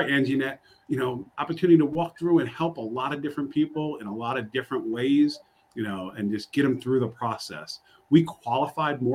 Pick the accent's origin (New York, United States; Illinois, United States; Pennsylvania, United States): New York, United States; I'm from New York